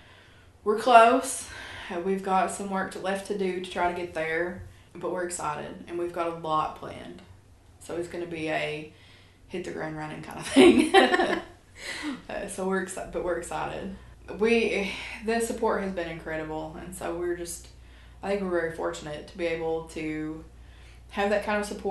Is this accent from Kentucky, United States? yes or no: yes; Beattyville, Kentucky, United States; now in Lexington, United States; we're both from Appalachia